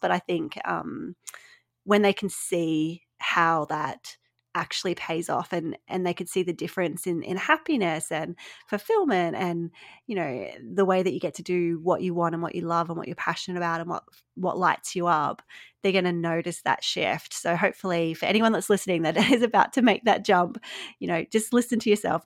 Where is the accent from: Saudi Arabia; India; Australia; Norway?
Australia; accent: Australian; listeners might pick up from my accent. I am Australian